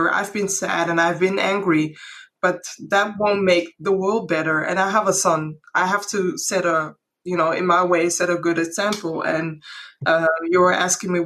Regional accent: Netherlands; my roots are from Ghana, but I'm born and raised in the Netherlands

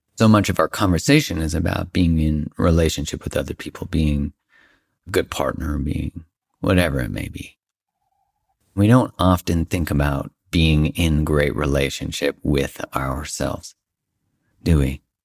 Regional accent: Canada; I'm Canadian

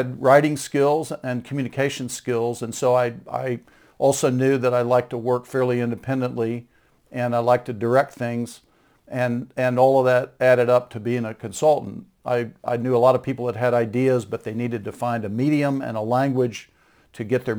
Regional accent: Dallas, Texas, United States; I grew up in Dallas, Texas, and I was born into the family of a seminary professor.

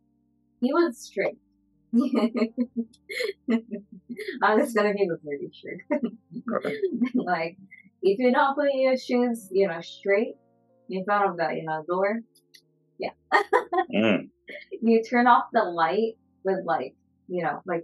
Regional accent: Japan; English is a second language; moved away as an adult; now in Seattle, United States; I was like from Japan, born and raised there until I graduated high school.

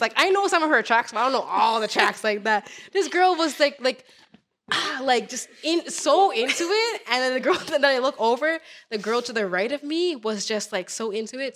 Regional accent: Toronto, Ontario, Canada; the same borough that I was from

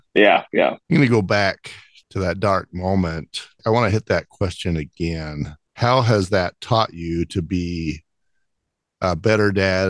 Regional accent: Utah, United States; I'm from Utah

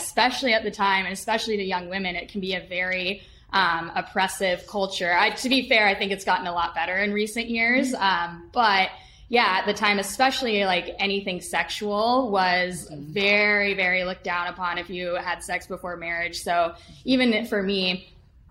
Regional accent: Utah, United States; moved away; I grew up mainly in Utah

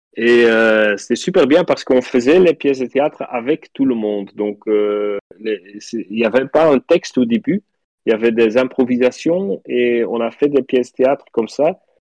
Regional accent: Flanders, Belgium; French is a second language; je suis flamand, donc je parle français un petit peu bizarre

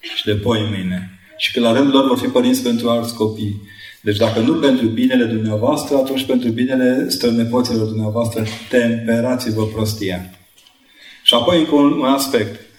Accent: Brașov, Brașov County, Romania; Eu am făcut o școală la Brașov, școala de, uh, generală 22

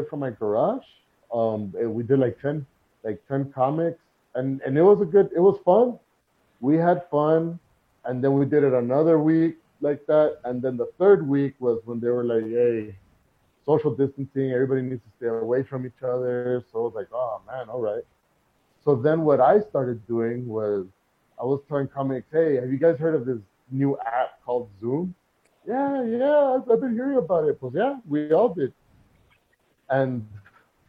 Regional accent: El Paso, Texas, United States; Growing up in El Paso

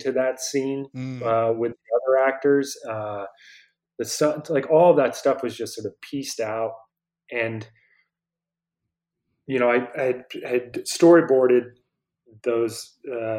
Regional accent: Vermont, United States; When I grew up in Vermont

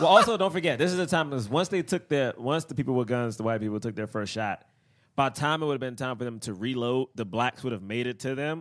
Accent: United States; as a black man growing up in America right now

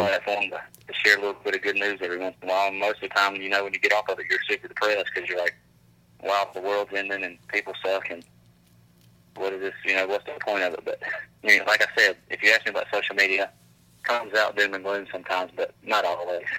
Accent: Grand Bay, Alabama, United States; we we're from Grand Bay, dude. You know, I grew up at the end of a dirt road.

